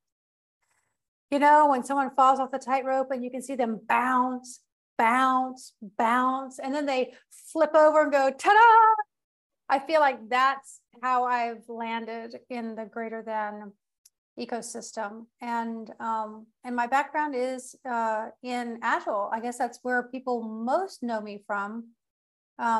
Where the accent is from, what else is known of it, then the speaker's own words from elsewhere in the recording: United States; also born or lived in Portugal; I'm also American, and I am in between Portugal and the United States these days.